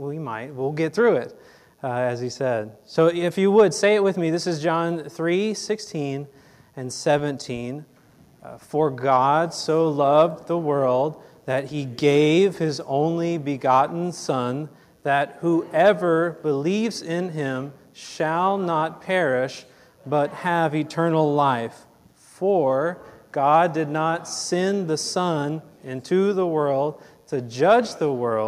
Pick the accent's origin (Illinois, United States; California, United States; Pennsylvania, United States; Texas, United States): Texas, United States; Fort Worth; I was born here in Fort Worth, a local Texas guy, born and raised right here.